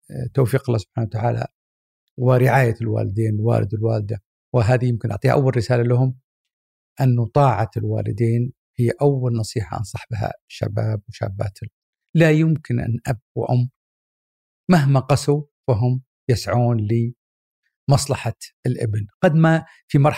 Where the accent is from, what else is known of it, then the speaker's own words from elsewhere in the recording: Mecca, Makkah Province, Saudi Arabia; born there; وبعد الحج فعلا ولدت وكانت طبعا وقتها في مكه فبعد انتهاء حجها ولدت وهي في مكه